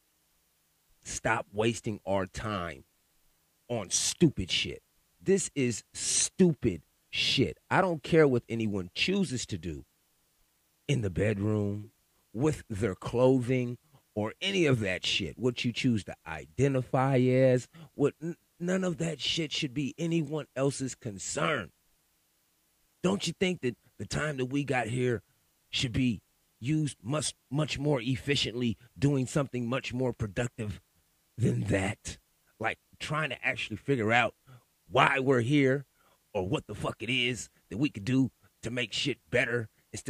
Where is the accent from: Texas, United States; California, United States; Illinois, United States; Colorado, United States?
California, United States; Sacramento; I'm from Sacramento, California